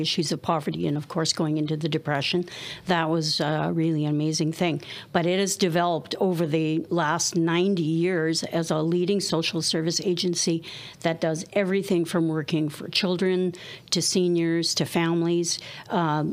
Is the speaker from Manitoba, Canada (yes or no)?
yes; Steinbach, Manitoba, Canada; moved away as an adult; also born or lived in Winnipeg, Manitoba; now in British Columbia, Canada; I grew up in Mennonite Mecca called Steinbach, Manitoba. So I was born there in 1960